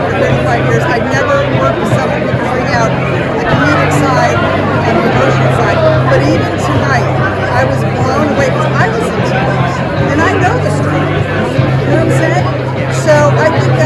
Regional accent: Mountain Lakes, New Jersey, United States; I grew up in Mountain Lakes, New Jersey

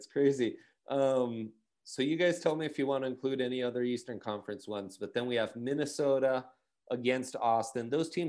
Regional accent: Milan, Lombardy, Italy; those are my my crosstown rivals where I grew up in Milan.

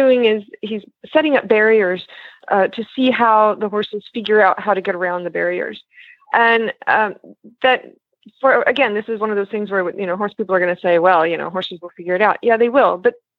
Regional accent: Texas, United States; now in France; I'm originally from Texas.

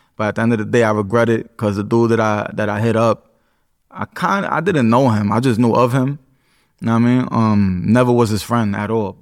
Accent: New York City, New York, United States; Puerto Rican, uh, from the Bronx, born and raised

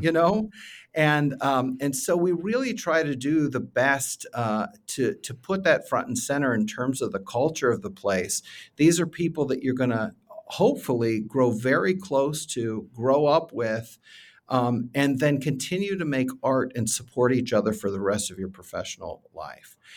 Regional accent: Findlay, Ohio, United States; I'm from Findlay, Ohio. I was a show choir kid from Findlay, Ohio back in the day

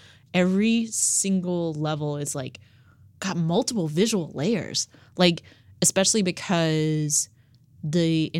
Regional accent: the South, United States; I am from the South.

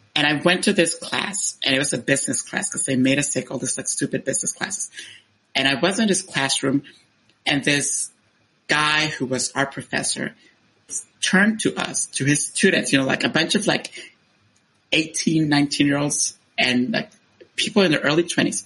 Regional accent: Honduras; moved away as an adult; I was born in Honduras and I stayed there until I was uh, 18 years old

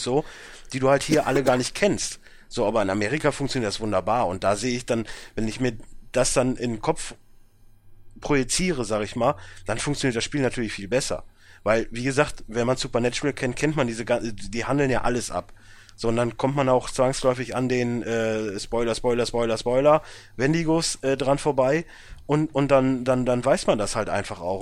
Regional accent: Germany; als Deutscher

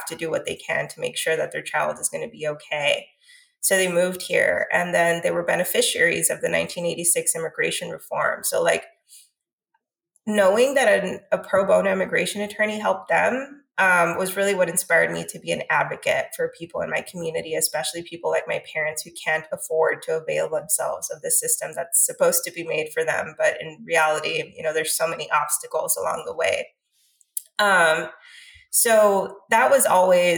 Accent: Laredo, Texas, United States; my hometown

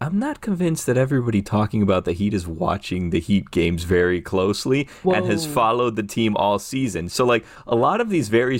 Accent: Miami, Florida, United States; And this is my hometown team. I grew up here.

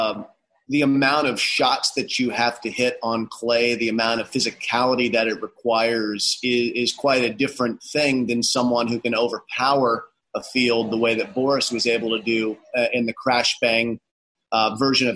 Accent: Florida, United States; growing up in Florida

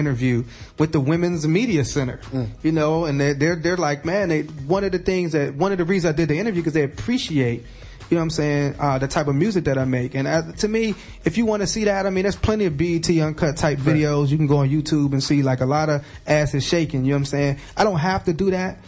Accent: Chicago, Illinois, United States; now in Pittsburgh, United States; I'm originally from Southside Chicago

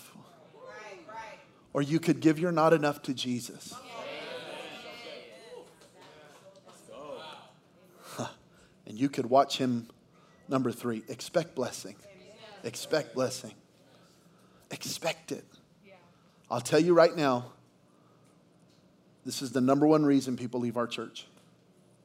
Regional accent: Belen, New Mexico, United States; moved away; we're from Belen, New Mexico, population 1,700, where I didn't even know the Philippines was a country.

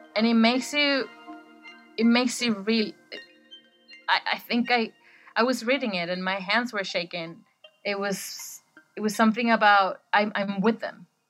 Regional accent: Caracas, Capital District, Venezuela; now in Bristol, United Kingdom; I live in Bristol and I am from Caracas, Venezuela

